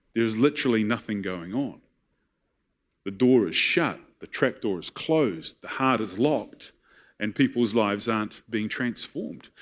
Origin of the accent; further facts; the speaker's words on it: New Zealand; I was raised in Tapuna